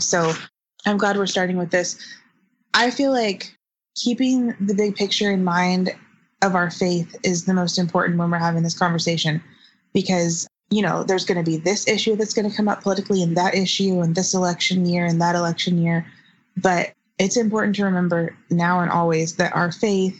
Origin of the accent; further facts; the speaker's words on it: the South, United States; I grew up in the South in a pretty conservative family politically